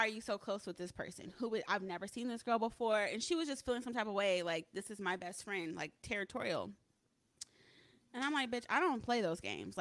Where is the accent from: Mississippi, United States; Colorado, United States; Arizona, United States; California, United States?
California, United States; Pomona; But I came from Pomona, California, and it's not Los Angeles